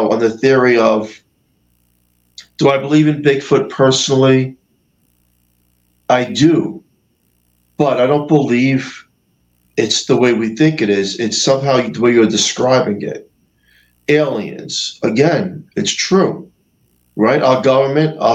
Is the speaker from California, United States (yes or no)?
no; New York, United States; I'm a New Yorker